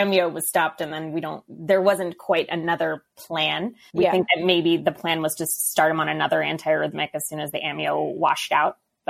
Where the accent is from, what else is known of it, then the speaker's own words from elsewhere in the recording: Washington, District of Columbia, United States; now in Chicago, United States; I'm originally from Washington, D.C., and I actually bleed purple, as they say, meaning I've been at Northwestern since medical school.